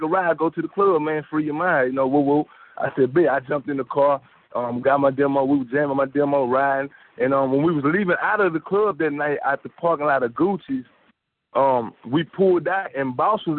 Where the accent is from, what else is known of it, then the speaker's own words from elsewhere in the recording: Houston, Texas, United States; also born or lived in Woodville, Texas / Hillister, Texas; I moved to Houston. And the first place I stayed in Houston was Acres Home, Studiwood. And I moved to, like, Greenfield when I was probably about 10 years old. So, and that's where I've been the rest of my life